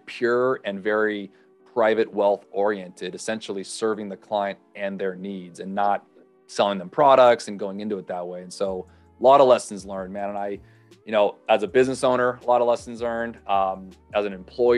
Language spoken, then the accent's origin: English; Los Angeles, California, United States; also born or lived in Hawaii; born and raised North Los Angeles area. So Southern California boy